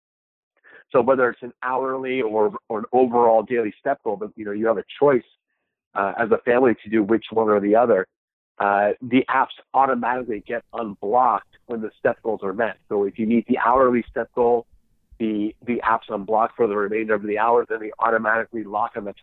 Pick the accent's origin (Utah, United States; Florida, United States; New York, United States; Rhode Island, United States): New York, United States; also born or lived in Tbilisi, Georgia; I was born in Tbilisi, Georgia, Soviet Union. And immigrated to the United States, and I was raised in on the East Coast in New York